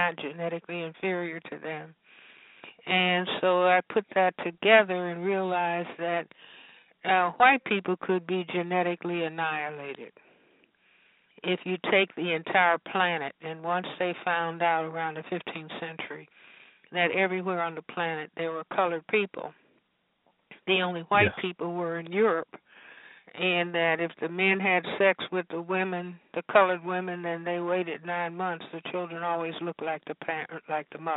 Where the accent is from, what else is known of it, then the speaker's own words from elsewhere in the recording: Chicago, Illinois, United States; growing up in Chicago